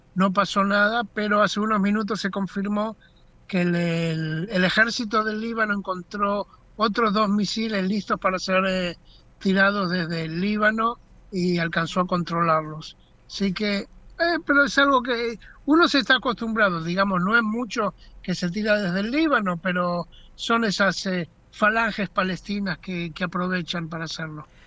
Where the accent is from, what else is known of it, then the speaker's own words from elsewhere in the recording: Argentina; now in Israel; nosotros como argentinos